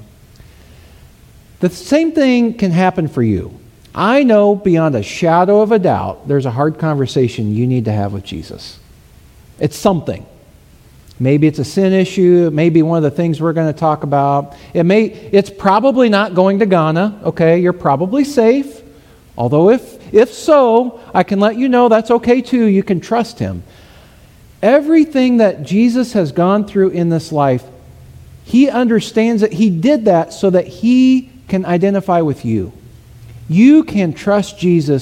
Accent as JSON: {"language": "English", "region": "Southern Missouri", "country": "United States", "said": "I'm from Southern Missouri"}